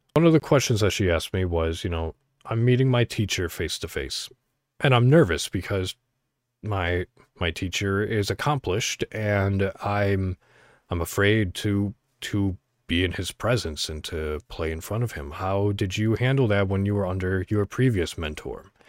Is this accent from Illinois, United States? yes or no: yes; Illinois, United States; I'm from Illinois